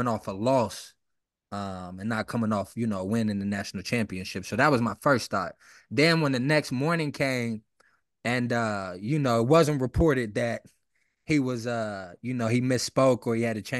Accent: West Virginia, United States; I'm from West Virginia

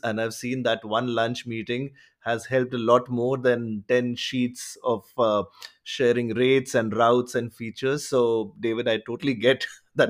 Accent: India; I come from India

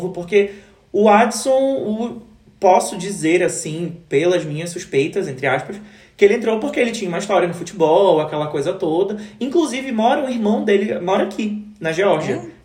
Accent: Belém, Pará, Brazil; teu sotaque é diferente, tu és de onde? Eu falei: Ah, eu sou de Belém.

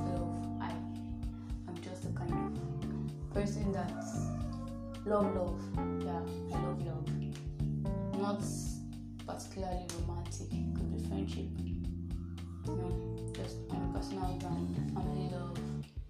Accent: Nigeria; I'm a Nigerian, just 20 years old.

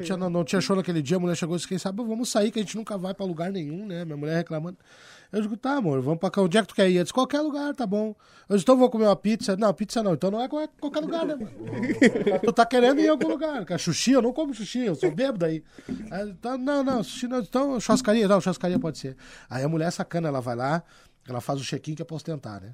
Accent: Porto Alegre, Rio Grande do Sul, Brazil; Eu me criei no Partenon, nasci e me criei ali

